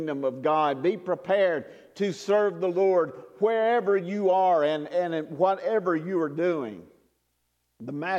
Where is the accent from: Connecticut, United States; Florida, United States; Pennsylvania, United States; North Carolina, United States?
North Carolina, United States; I'm not from New Orleans, I'm from North Carolina